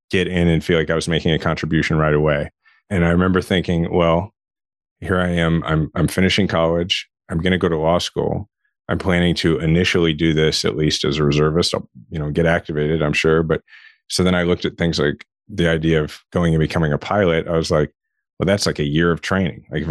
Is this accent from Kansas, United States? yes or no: yes; Shawnee, Kansas, United States; I grew up in Shawnee, Kansas, which is, it's a suburb of Kansas City